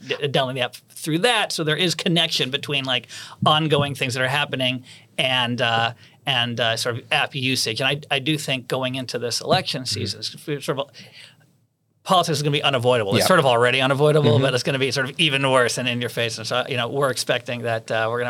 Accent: Boston, Massachusetts, United States; when I was a kid growing up in Boston

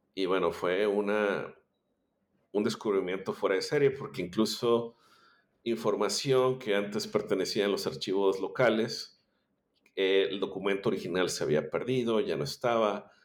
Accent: Monterrey, Nuevo León, Mexico; yo soy eh, originario de Monterrey, Nuevo León, México

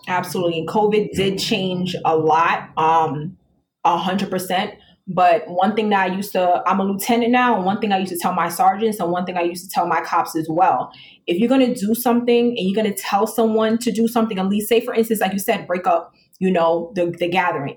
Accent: New York City, New York, United States; I grew up um, in the South Bronx, and I'm a female black

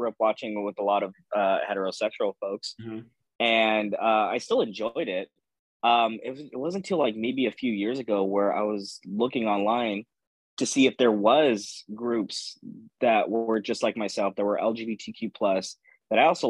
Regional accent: Pasadena, California, United States; also born or lived in Los Angeles, California; I am originally from Los Angeles, California, but I grew up on the outskirts of Los Angeles in a town called Pasadena, California

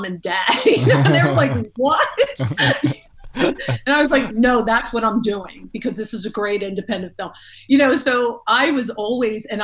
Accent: Philadelphia, Pennsylvania, United States; I grew up in South Philly, which is Rocky Balboa territory

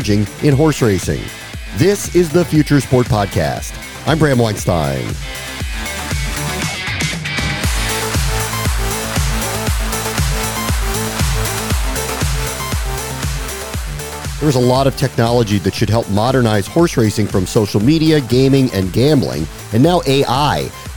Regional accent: Maryland, United States; I'm from Maryland. I've gone to the Preakness my entire life.

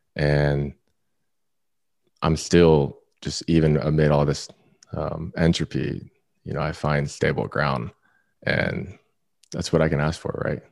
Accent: Florida, United States; moved away; also born or lived in Orange County, California; I'm from Florida. I lived in Orange County at the time.

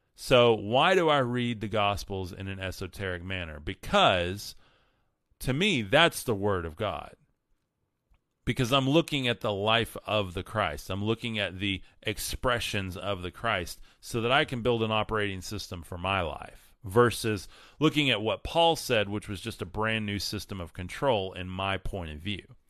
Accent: West Texas, United States; I grew up in West Texas

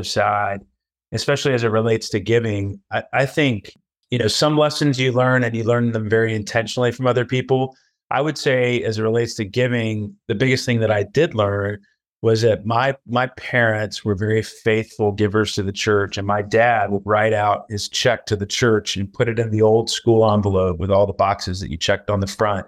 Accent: Atlanta, Georgia, United States; now in New Orleans, United States; I'm originally from the Atlanta area and have just moved back with my family to New Orleans.

